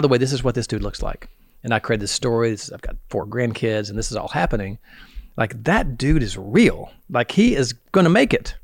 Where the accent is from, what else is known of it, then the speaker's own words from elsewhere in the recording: the South, United States; I'm from the South